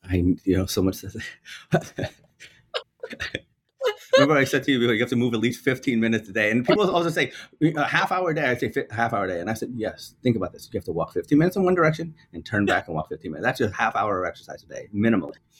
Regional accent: New York, United States; as a New Yorker, right, I still take the trains

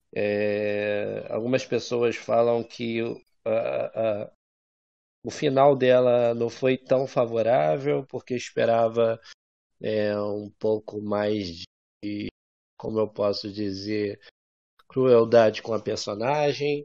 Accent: São Gonçalo, Rio de Janeiro, Brazil; eu sou de São Gonçalo.

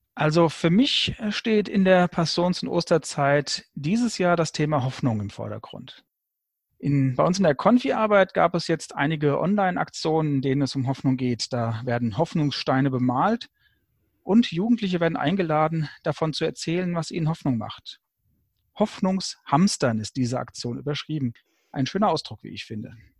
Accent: Frankfurt, Hesse, Germany; Bin aus Frankfurt

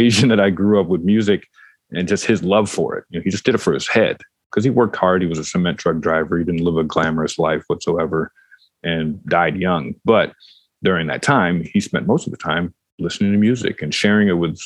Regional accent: Detroit, Michigan, United States; I grew up in Detroit

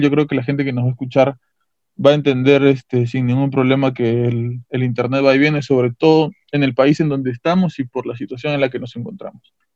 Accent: Peru; nuestras culturas, la cultura inca, en caso del Perú

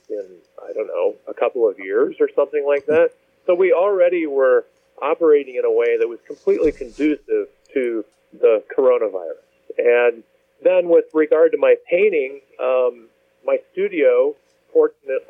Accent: Kansas City, Missouri, United States; moved away as an adult; also born or lived in Bethesda, Maryland / Chesterton, Indiana / Valparaiso, Indiana; now in Chicago, United States; I spent most of my years growing up in the Kansas City area in suburbs there

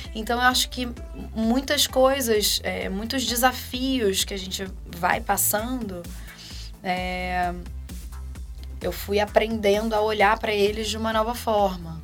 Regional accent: Rio de Janeiro, Brazil; moved away as an adult; now in Campinas, Brazil; sou carioca, sempre morei no Rio, até cinco anos atrás

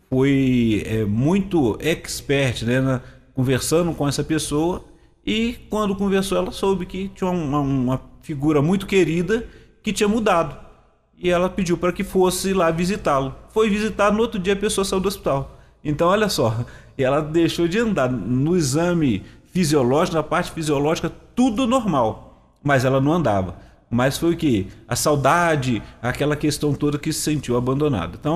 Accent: Rio de Janeiro, Brazil; vim lá do interior do Rio

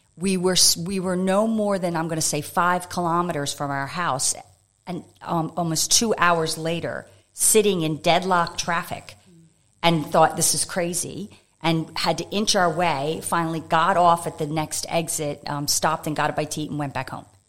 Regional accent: United States; moved away as an adult; also born or lived in France / Thailand / Japan / Melbourne; now in Adelaide, Australia; you can tell by my accent, I'm originally from the U.S.

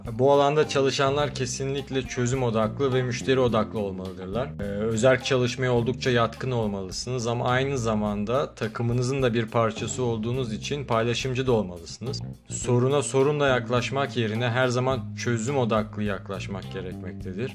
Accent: Istanbul, Turkey; moved away as an adult; also born or lived in Vienna, Austria; now in Austria; İstanbul doğumluyum. Üniversite okumak için yıllar önce Avusturya'ya geldim

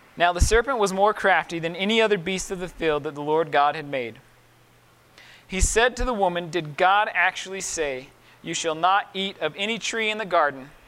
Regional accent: Miller Creek, Utah, United States; also born or lived in Price, Utah; when we moved from Miller Creek to Price, I was 11 years old

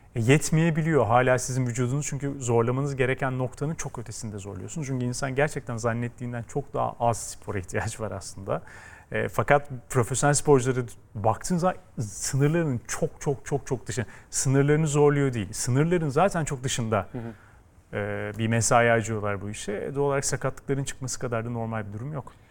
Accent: İzmir, Turkey; ben İzmir'de büyüdüm

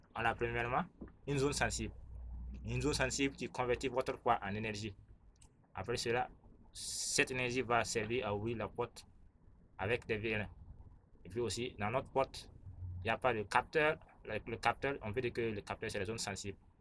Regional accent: Burkina Faso; Je suis burkinabé

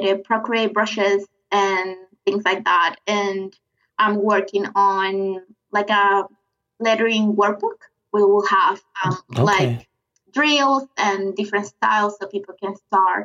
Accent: Venezuela; accent: South American; English is a second language; moved away as an adult; now in Brisbane, Australia; I'm from Venezuela in South America. I decided to move here with my boyfriend at the time, my husband now, 8 years ago

